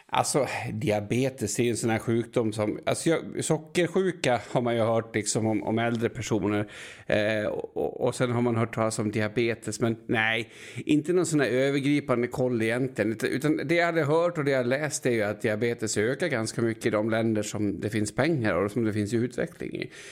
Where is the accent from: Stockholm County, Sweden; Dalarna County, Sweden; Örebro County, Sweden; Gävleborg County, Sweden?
Dalarna County, Sweden; Enviken; jag är från Enviken